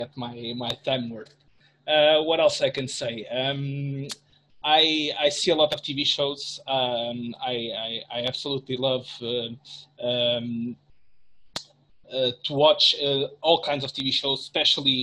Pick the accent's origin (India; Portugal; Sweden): Portugal; I'm from Portugal.